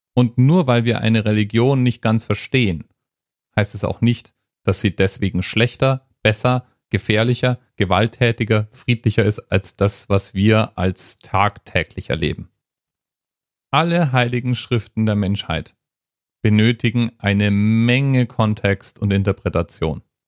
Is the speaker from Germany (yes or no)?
yes; Hesse, Germany; also born or lived in Frankfurt; ich als Hesse